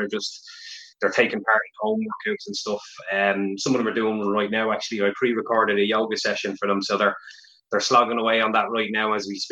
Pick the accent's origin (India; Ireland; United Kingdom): Ireland; Meath, Leinster; I'm from Mead originally